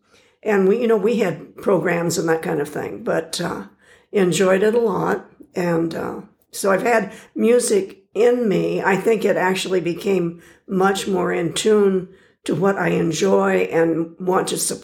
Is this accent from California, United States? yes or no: no; Milford, Illinois, United States; moved away; I actually grew up 150 miles west of here and 100 miles south of Chicago in a little burg, Milford, Illinois. Population 1,600.